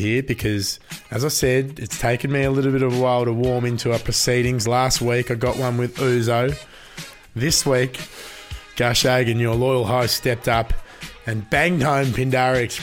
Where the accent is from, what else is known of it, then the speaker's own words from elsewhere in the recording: Australia; I'm an Australian